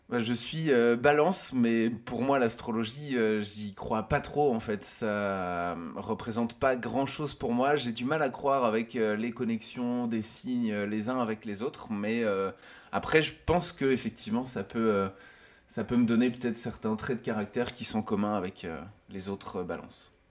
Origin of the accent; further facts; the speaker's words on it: Lorient, Brittany, France; je suis originaire de Lorient en Bretagne, c'est dans l'ouest de la France.